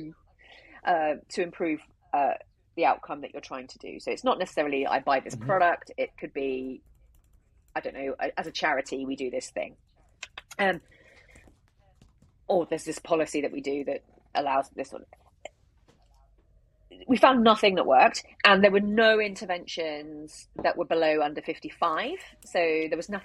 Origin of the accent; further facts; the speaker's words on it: United Kingdom; we're British